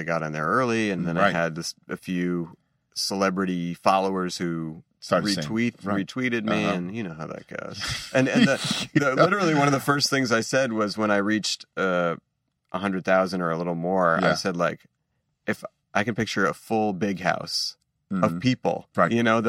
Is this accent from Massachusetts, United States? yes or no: yes; Boston, Massachusetts, United States; growing up in Boston